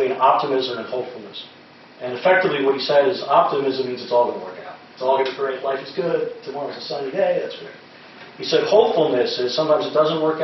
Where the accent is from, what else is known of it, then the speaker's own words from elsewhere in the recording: Washington, District of Columbia, United States; I'm from Washington, D.C.